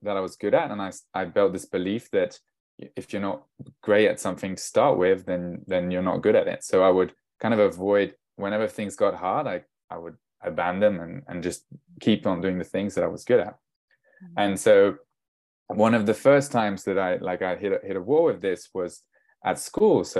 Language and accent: English; France; I'm half English, half Danish, but I was born and raised in France.